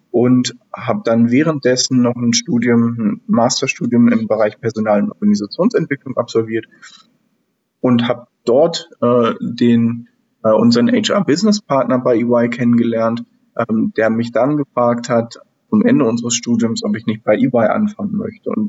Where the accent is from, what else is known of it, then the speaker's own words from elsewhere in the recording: Northern Germany, Germany; Ähm, ja, ich bin aus Norddeutschland ursprünglich … bin jetzt ähm, 36 Jahre alt